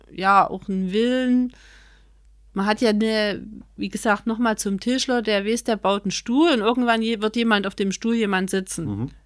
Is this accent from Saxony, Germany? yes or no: yes; Chemnitz, Saxony, Germany; wenn man hier aufgewachsen ist, so wie ich